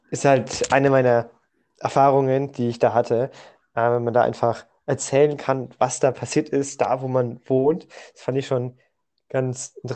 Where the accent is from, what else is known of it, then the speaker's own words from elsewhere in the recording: Bamberg, Bavaria, Germany; wir kommen ja aus Bamberg und ich habe es immer sehr interessant gefunden, was denn eigentlich so Bamberg war, was da Geschichten drin sind.